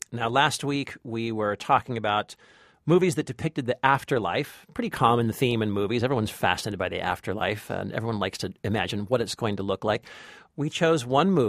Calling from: Sacramento, California, United States; from Sacramento, California.

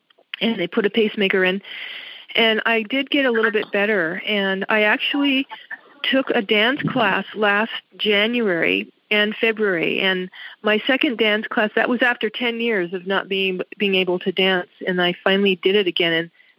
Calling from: Las Vegas, Nevada, United States; I'm from Las Vegas, Nevada.

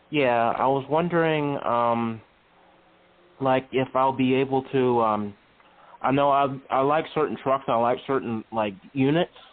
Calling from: Charlottesville, Virginia, United States; I'm calling from Charlottesville, Virginia.

